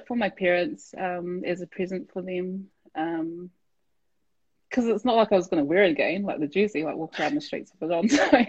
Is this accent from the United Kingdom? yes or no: no; Petone, Wellington, New Zealand; We grew up in Petone as well, so for me, Petone was always home.